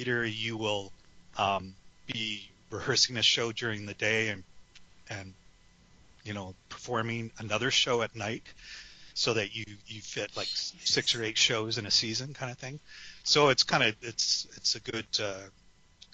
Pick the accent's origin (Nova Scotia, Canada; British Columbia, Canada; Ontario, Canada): British Columbia, Canada; Vancouver; moved away as an adult; also born or lived in San Francisco, California, United States / Alameda, California, United States; now in Regina, Canada; I grew up in Vancouver in British Columbia